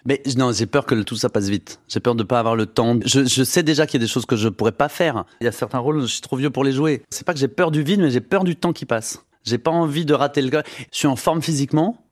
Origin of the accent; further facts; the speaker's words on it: Saône-et-Loire, Bourgogne-Franche-Comté, France; en Saône-et-Loire, là où j'ai grandi